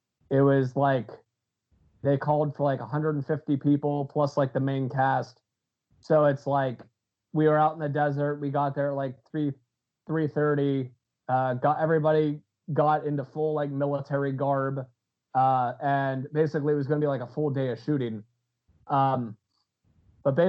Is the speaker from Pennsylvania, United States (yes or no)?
yes; Pennsylvania, United States; I'm from Pennsylvania